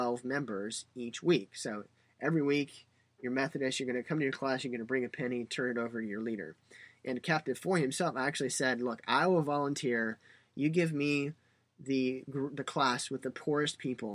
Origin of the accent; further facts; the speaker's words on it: United States; Being an American